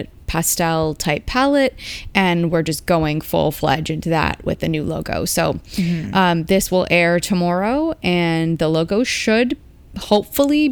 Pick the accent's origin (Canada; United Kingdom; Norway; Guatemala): Canada; as a Canadian